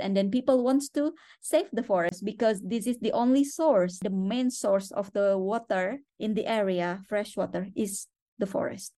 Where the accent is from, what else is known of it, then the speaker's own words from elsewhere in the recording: Borneo, West Kalimantan, Indonesia; moved away; also born or lived in Jakarta; I'm from Borneo. I born in Borneo